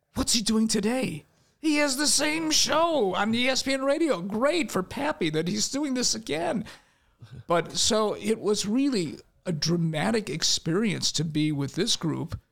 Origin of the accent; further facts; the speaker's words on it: Chicago, Illinois, United States; I grew up in Albany Park